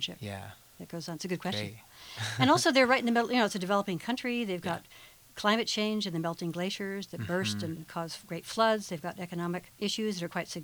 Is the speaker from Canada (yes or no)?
no; United States; as an American